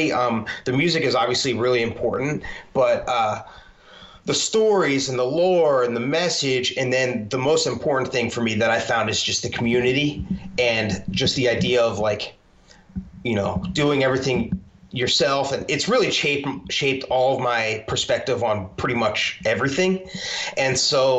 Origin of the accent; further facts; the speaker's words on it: Philadelphia, Pennsylvania, United States; I'm from the Philadelphia area